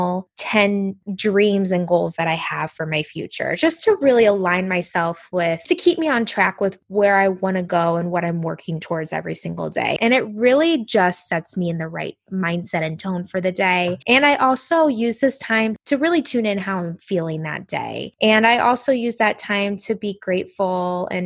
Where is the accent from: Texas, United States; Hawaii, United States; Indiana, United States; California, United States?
Indiana, United States; moved away as an adult; now in New Jersey, United States; I grew up in Indiana in the Midwest